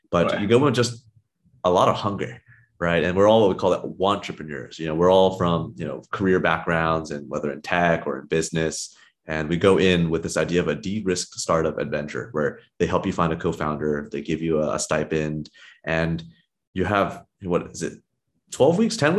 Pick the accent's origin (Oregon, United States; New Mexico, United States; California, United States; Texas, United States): California, United States; And for myself, I grew up in the Silicon Valley.